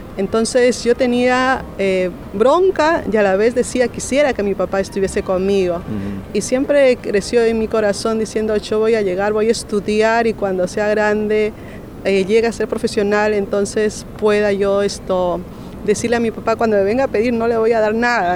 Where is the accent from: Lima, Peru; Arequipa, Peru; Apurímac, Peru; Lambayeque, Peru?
Lima, Peru; nací en La Libertad, en Lima, Perú.